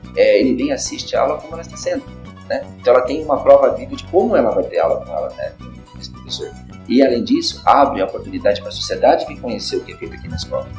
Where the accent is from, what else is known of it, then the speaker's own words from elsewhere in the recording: Londrina, Paraná, Brazil; moved away as an adult; also born or lived in Europe; Eu nasci em Londrina, eu morei já em vários lugares aqui em Londrina, a gente mudou-se várias vezes